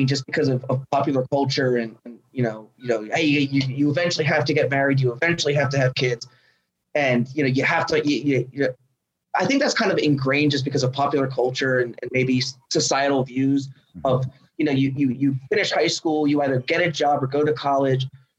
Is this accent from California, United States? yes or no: no; Austin, Texas, United States; I was born and raised in Austin, and you know they're going to sit there and say the city's not what it is. It's changing.